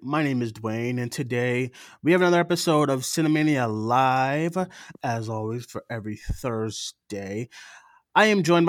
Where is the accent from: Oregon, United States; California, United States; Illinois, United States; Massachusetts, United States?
Massachusetts, United States; Boston; I'm from Boston